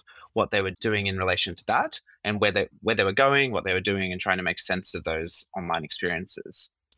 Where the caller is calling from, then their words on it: Sydney, New South Wales, Australia; Yes, me as well. Not so sunny Sydney today.